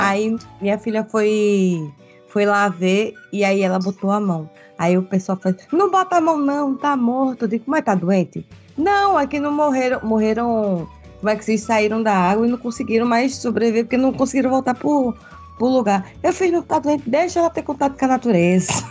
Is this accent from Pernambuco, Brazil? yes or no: yes; Pernambuco, Brazil; moved away as an adult; now in Santa Catarina, Brazil; eu sou de, de Pernambuco, natural de Pernambuco, mas eu moro em Santa Catarina